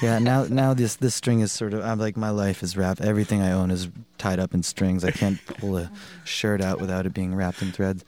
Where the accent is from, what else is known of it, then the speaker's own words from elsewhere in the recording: Providence, Rhode Island, United States; moved away as an adult; also born or lived in Boston, United States; now in Montreal, Canada; Andrew and I grew up in Providence